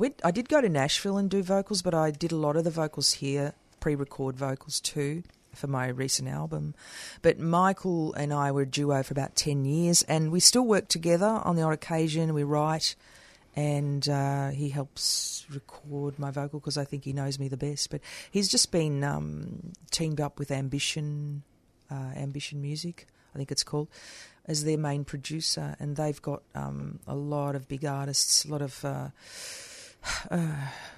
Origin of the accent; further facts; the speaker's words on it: Geelong, Victoria, Australia; Because I come from Geelong. That's where I originated, from Geelong. I was born in Geelong.